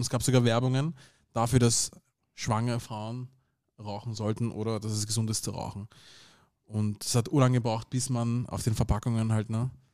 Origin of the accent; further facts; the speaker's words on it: Vienna, Austria; Beide meine Eltern sind aus dem Sudan, aber ich bin hier in Wien geboren und aufgewachsen